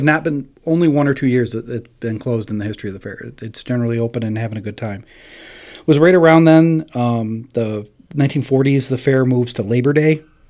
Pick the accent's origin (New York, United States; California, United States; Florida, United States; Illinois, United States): New York, United States; Verona; I grew up in Verona, in Oneida County.